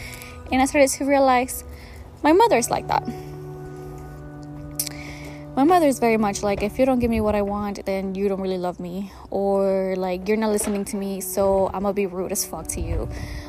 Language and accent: English; Mexico; This also comes from the mindset of like growing up in Mexico and not having a lot.